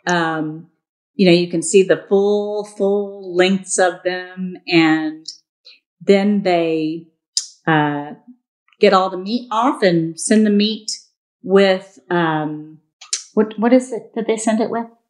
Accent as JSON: {"language": "English", "town": "Harlingen", "region": "Texas", "country": "United States", "tie": "born or raised there", "said": "I grew up down in South Texas um, in Harlingen, right by the border"}